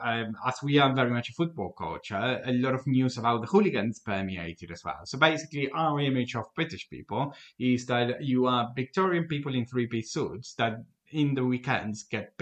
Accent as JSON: {"language": "English", "country": "Argentina", "second_language": "English", "moved": "as an adult", "lives_now": "United Kingdom", "said": "from my house in Argentina"}